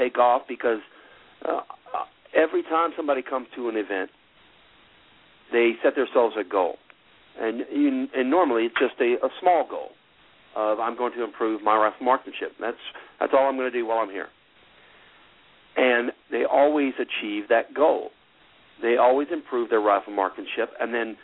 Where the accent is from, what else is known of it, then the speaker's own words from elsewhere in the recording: United States; I'm an American.